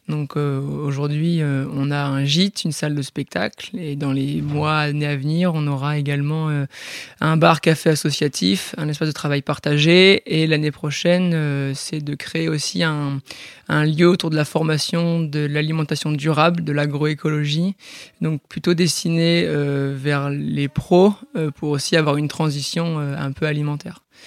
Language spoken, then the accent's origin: French; Port-en-Bessin, Normandy, France; also born or lived in Bayeux; je suis un pur produit du Bessin, donc c'est une petite région dans la Normandie. Euh, je suis né à Bayeux, j'ai grandi à Port-en-Bessin